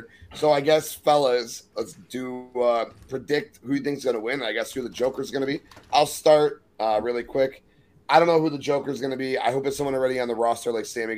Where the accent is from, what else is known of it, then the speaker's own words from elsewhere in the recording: New Orleans, Louisiana, United States; Young Citrus being from New Orleans